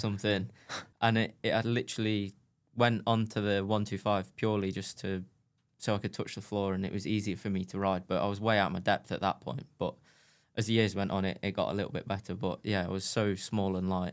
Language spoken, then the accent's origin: English; United Kingdom; I was British